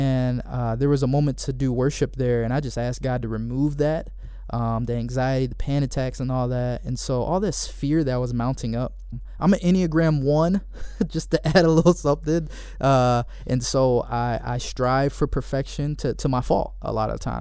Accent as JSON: {"language": "English", "town": "Cleveland", "region": "Ohio", "country": "United States", "moved": "as an adult", "lives_now": "Michigan, United States", "said": "I went to school here in Michigan, but I'm originally from Cleveland, Ohio"}